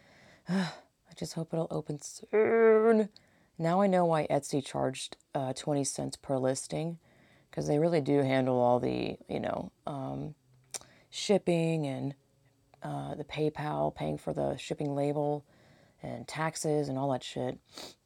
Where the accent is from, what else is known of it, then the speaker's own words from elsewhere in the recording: Georgia, United States; now in California, United States; I grew up in Georgia, and I'm living in California, so it's, like, totally different coasts